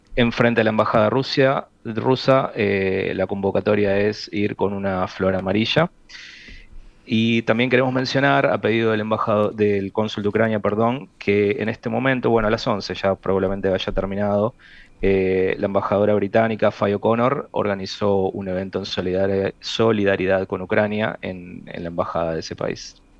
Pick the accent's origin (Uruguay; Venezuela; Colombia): Uruguay; A mí como uruguayo